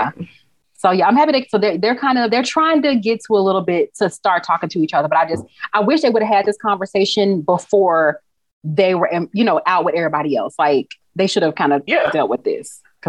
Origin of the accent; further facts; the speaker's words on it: Texas, United States; Like, I'm from Texas. And like, right. I was like, oh, I love this. I love like the Texas connection, Houston connection.